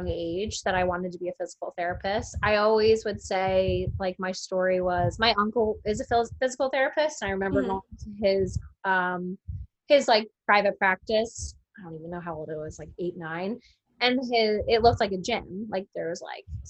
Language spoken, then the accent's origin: English; Monmouth County, New Jersey, United States; also born or lived in Kentucky / Philadelphia, Pennsylvania; I'm from Monmouth County, but lived in Philly for a while. Now I'm back